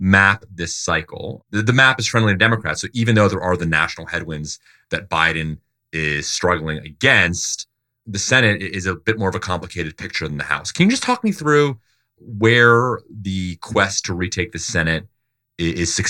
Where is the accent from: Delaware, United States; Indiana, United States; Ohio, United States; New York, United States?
Delaware, United States; my home state of Delaware